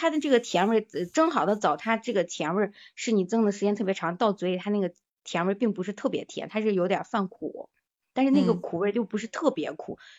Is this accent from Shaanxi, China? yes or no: yes; Shaanxi, China; 我们是陕西这边的嘛